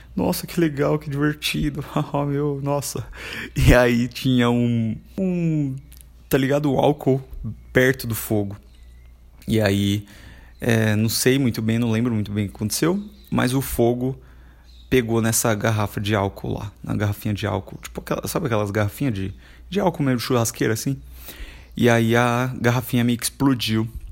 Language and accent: Portuguese; Carapicuíba, São Paulo, Brazil; Eu fui criado em Carapicuíba, que é uma cidade vizinha de Osasco